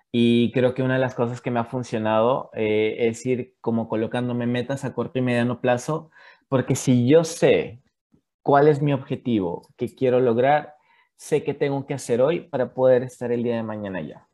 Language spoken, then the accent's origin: Spanish; Mexico; moved away as an adult; now in Chile; desde que salí de, de México, como bien lo decía Leslie, yo tengo tres años viviendo en Chile